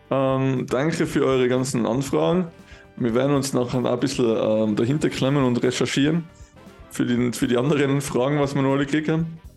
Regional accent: Tyrol, Austria; Es ist jedenfalls sehr beliebt, sehr, sehr, sehr bekannt bei uns in Tirol.

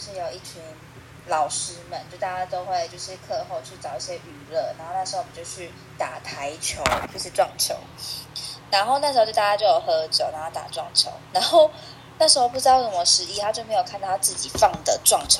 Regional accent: Taiwan; 我们台湾人没有吃那么重，然后我们就会跟他说盐巴放少一点

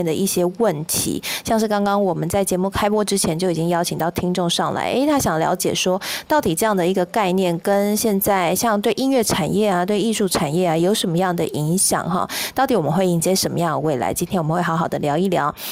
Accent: Kaohsiung, Taiwan; 我自己是男子的小朋友啦哈，我是小，应该说我是男子出生的小孩。那其实炼油厂也在我的老家附近

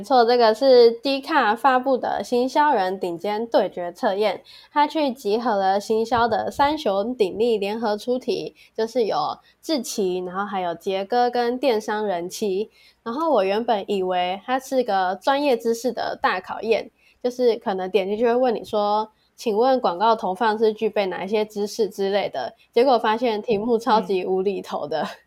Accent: Kaohsiung, Taiwan; moved away; 身为高雄人，虽然现在不在高雄

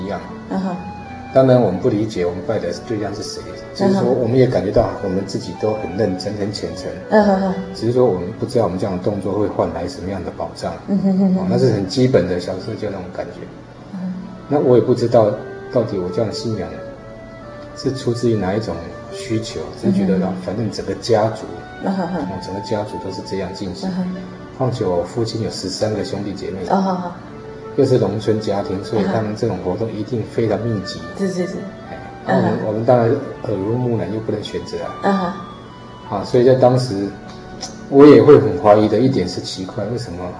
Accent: Taiwan; 因为我在四号公园长大哈。

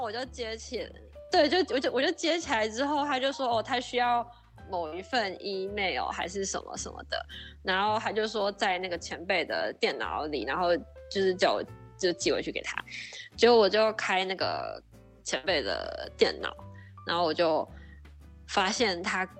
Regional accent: Taiwan; moved away as an adult; also born or lived in Japan; now in San Diego, United States; 我是台湾人

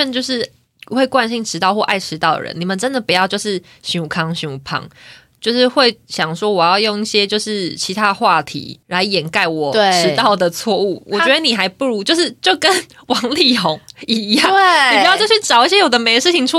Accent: Taiwan; accent: Taiwanese Mandarin; 我刚刚是不是讲台湾国语啊？

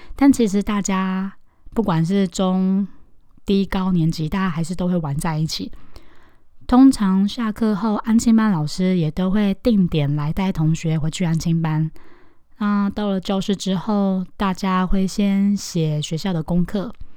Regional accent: Taoyuan, Taiwan; 我是在桃园长大念书的，在小学的阶段，差不多是六岁到十二岁的时候

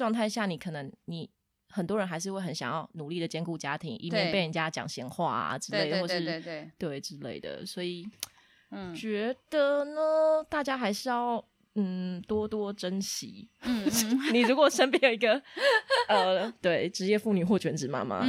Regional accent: Taiwan; 然后像我们台湾人就会觉得很谦虚，然后做事情都默默的埋头苦干

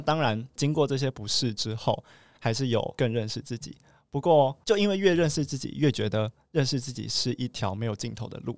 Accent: Taoyuan, Taiwan; 我是来自 桃园的

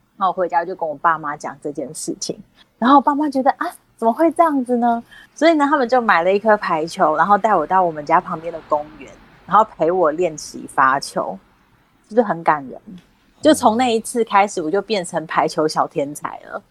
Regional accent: Kaohsiung, Taiwan; moved away; 偶尔回家，我不太常回，我是高雄人，我不太常回高雄

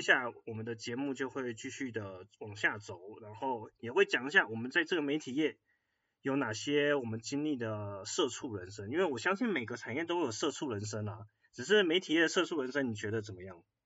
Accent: Taiwan; 我们台湾人确实某部分媒体素养的教育，我们这个年代是没有这种课的

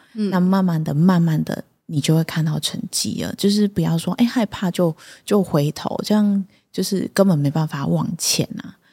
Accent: Lucao, Chiayi County, Taiwan; 因为我从小， 从小就是在这里，我在鹿草的三角村，就是一个小村庄

